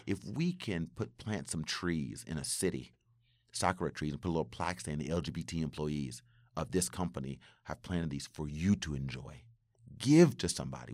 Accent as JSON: {"language": "English", "region": "West Virginia", "country": "United States", "tie": "born or raised there", "moved": "yes", "lives_now": "Japan", "said": "growing up in West Virginia"}